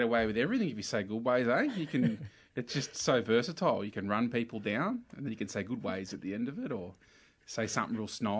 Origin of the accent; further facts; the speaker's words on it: Newcastle, New South Wales, Australia; I was born in Newcastle, born in Mayfield. And I grew up in Newcastle